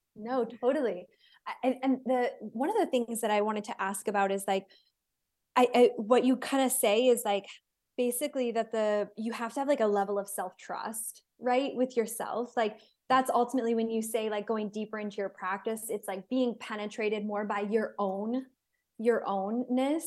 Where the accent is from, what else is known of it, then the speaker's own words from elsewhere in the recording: United States; moved away; also born or lived in Israel; I'm American